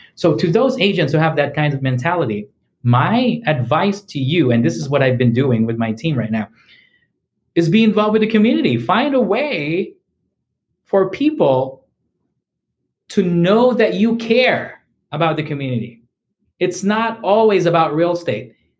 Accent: Philippines; first language English; moved away as an adult; also born or lived in Missouri, United States; now in United States; I was born and raised in the Philippines, and I've been here in the U.S. for um, for 14 years now. I was 25 years old when I when I arrived here

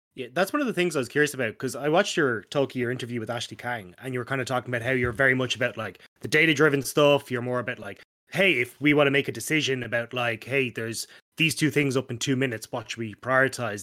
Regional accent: Ireland; you get treated really well as an Irishman once they realize you're not British

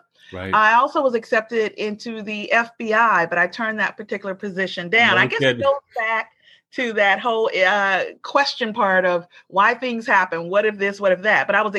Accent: Montgomery, Alabama, United States; I'm originally from Montgomery, Alabama.

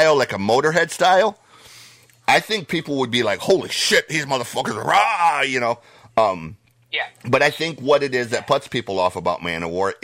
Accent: Detroit, Michigan, United States; I'm from Detroit

